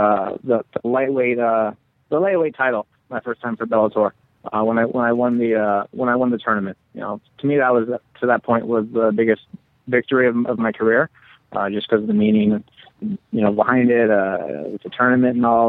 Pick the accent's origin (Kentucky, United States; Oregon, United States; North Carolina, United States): Oregon, United States; Eugene; also born or lived in Chicago; I grew up in Eugene